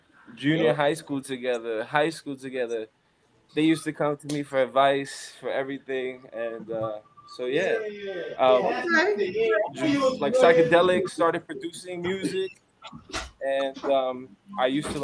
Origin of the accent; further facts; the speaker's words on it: New York City, New York, United States; now in Phoenix, United States; I'm from Crown Heights, Brooklyn.